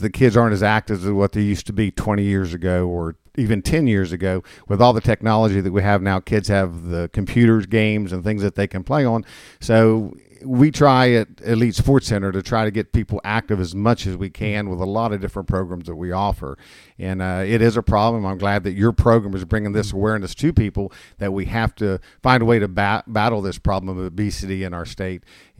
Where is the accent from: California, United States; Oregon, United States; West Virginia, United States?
West Virginia, United States; Parkersburg; Well, I'm a Southsider. I grew up in Parkersburg.